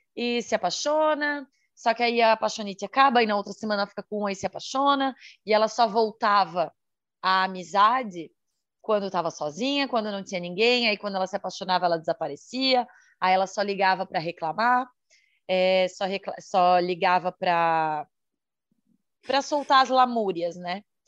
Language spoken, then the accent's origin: Portuguese; Santa Catarina, Brazil; sou de Santa Catarina, solteira, 34 anos, mulher.